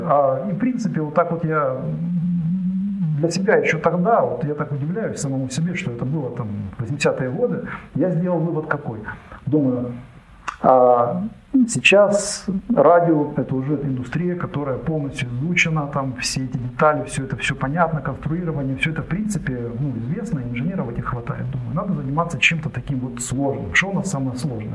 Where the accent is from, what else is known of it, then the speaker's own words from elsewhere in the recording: Kharkiv Oblast, Ukraine; Родился я в Харькове, ну, с Харьковской области